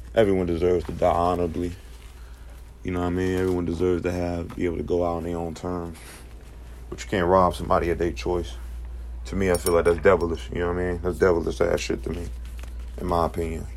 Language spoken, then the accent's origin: English; Charlotte, North Carolina, United States; this is from my home city